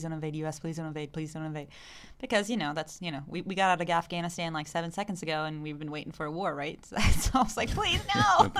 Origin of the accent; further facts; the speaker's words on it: Arkansas, United States; now in Chile; I'm from Arkansas.